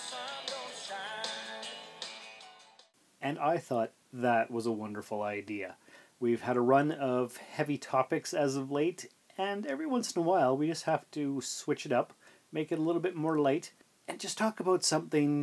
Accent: Sault Ste. Marie, Ontario, Canada; We grew up in Sault Ste. Marie, Ontario, Canada

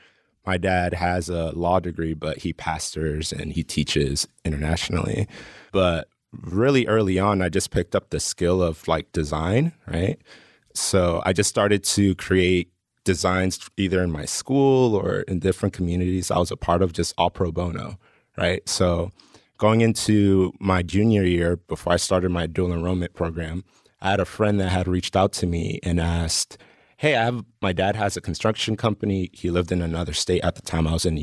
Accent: Colombia; I'm from Colombia, but I had classmates that wanted like mix CDs, like burned for them.

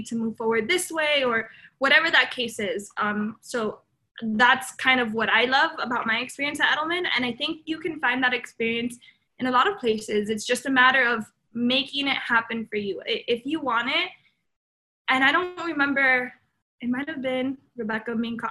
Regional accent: Miami, Florida, United States; also born or lived in Colombia; I was born in Colombia. I moved to the U.S. when I was about, you know, young, 3 years old-ish. And really, I grew my life here in Miami

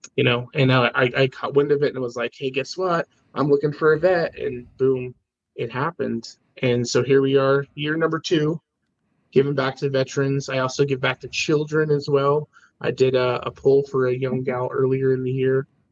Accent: Idaho, United States; born or raised there; also born or lived in Oregon City, Oregon / Spokane, Washington

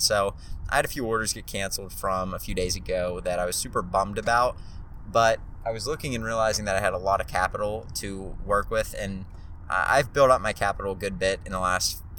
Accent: Pittsburgh, Pennsylvania, United States; also born or lived in Charlotte, North Carolina; there's a chance that I end up leaving my hometown of Pittsburgh at some point to move somewhere else

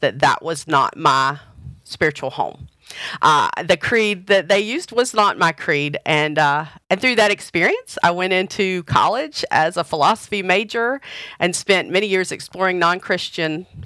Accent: the South, United States; I grew up United Methodist in the South in a small town

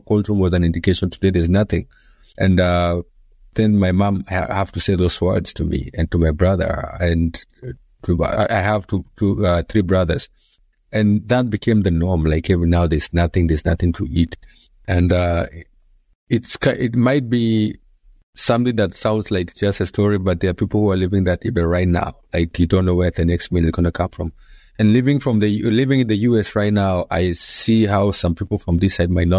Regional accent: Nairobi, Kenya; born and raised in Nairobi, Kenya, in a place called Mathare

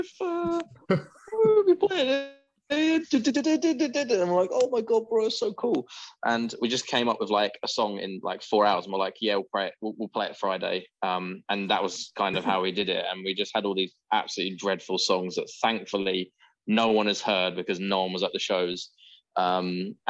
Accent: Southend-on-Sea, East of England, United Kingdom; I grew up in Southend as well.

